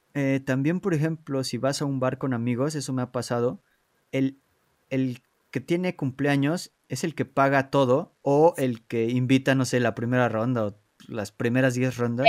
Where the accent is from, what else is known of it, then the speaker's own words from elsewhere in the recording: Mexico City, Mexico; moved away as an adult; now in Poland; cuando me mudé de, de, México, de la Ciudad de México a Polonia